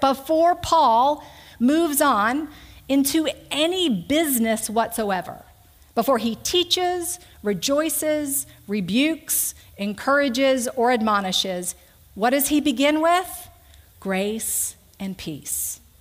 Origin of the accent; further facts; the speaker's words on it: Conroe, Texas, United States; now in Mechanicsville, United States; I grew up in Conroe, Texas, uh, 38 miles north of Houston, mom, dad, and an older brother